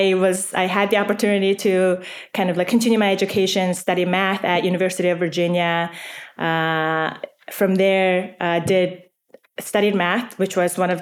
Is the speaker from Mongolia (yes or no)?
yes; Mongolia; moved away; I was born and raised in Mongolia